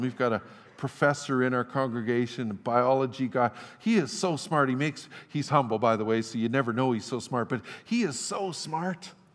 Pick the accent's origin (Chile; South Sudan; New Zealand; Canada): Canada; Fort St. John, British Columbia; I grew up in Fort St. John